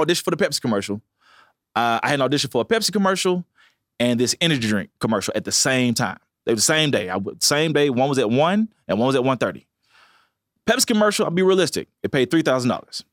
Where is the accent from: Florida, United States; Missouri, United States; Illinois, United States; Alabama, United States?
Alabama, United States; Montgomery; I said, Montgomery.